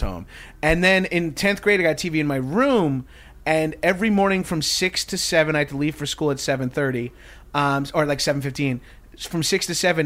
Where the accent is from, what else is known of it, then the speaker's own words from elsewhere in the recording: tri-state area, United States; also born or lived in Brooklyn; We're both from the Tri-State area. We lived in Brooklyn together.